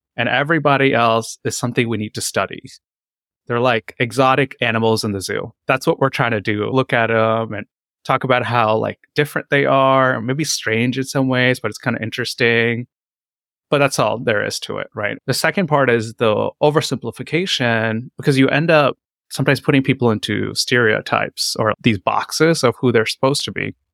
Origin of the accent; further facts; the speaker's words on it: North Carolina, United States; moved away as an adult; also born or lived in Seattle, Washington; I'm also a doctor that grew up mostly in North Carolina, and then I came to Seattle, Washington to do residency